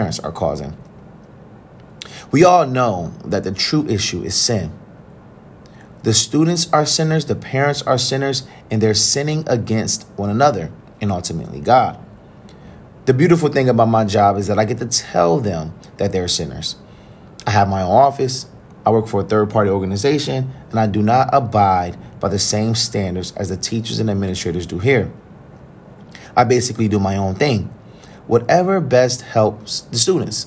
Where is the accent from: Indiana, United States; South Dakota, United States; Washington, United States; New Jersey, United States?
New Jersey, United States; Trenton; one of the local middle schools in my hometown of Trenton, New Jersey